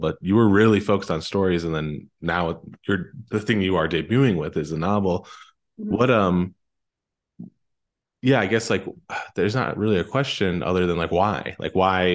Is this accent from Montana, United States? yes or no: no; Pennsylvania, United States; growing up in Pennsylvania, local library